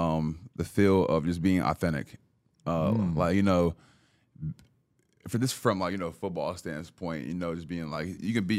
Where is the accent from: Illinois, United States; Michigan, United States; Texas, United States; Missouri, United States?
Texas, United States; Dallas; Or I'm from Dallas, too, you know, so